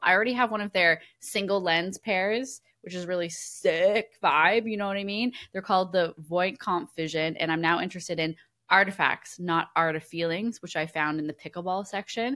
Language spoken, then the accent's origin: English; Canada; I am Canadian